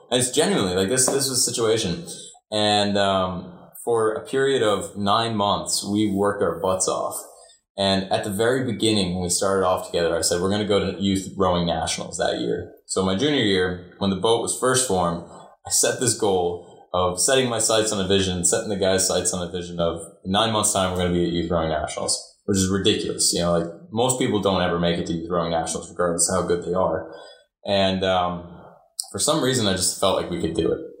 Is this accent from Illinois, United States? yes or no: yes; Chicago, Illinois, United States; I came from Chicago, going to school in Chicago, which is very, very, very different, you know, a public school in, in Chicago